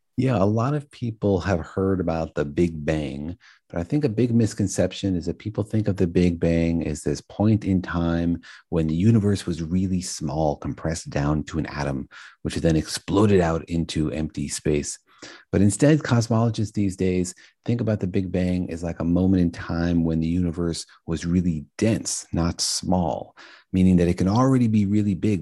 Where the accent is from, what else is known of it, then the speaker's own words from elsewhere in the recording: Los Alamos, New Mexico, United States; I grew up in Los Alamos, New Mexico, home of the Manhattan Project